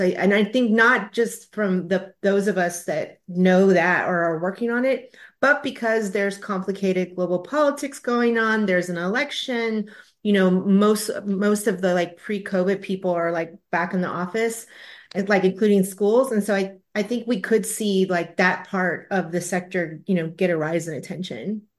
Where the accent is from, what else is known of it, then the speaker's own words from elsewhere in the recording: Texas, United States; as a Texan